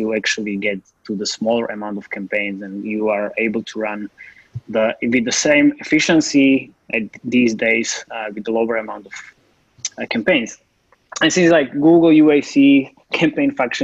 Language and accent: English; Slovakia; I'm from Slovakia and I'm based here.